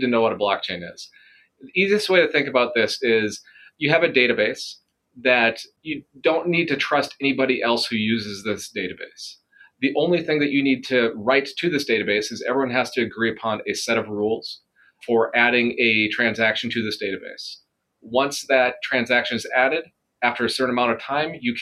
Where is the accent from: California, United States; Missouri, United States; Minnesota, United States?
Minnesota, United States; Hawley; moved away as an adult; also born or lived in Twin Cities, Minnesota; now in Rochester, United States; I grew up in Hawley, which is between Fargo, Moorhead, and Detroit Lakes